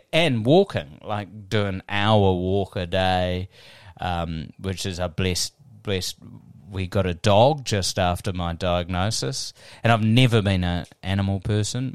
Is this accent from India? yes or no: no; New Zealand; also born or lived in Wellington; I'm just a Kiwi